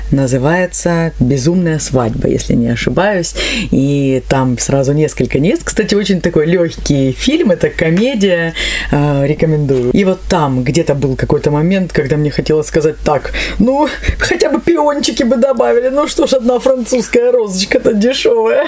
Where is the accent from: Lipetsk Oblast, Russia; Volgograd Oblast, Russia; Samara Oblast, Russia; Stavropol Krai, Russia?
Stavropol Krai, Russia; Neftekumsk; moved away; Я все детство а, провела в Нефтекумске. Именно там я родилась